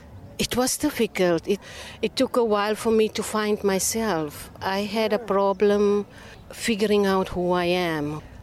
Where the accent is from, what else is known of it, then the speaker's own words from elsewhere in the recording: Namibia; also born or lived in South Africa; I grew up in half in Namibia and half in South Africa. And my dad, because he is a preacher, we moved around a lot.